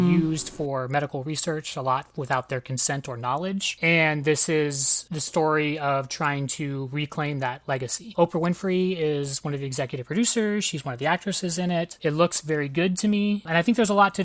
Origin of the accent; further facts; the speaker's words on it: West Coast, United States; I am a liberal from the West Coast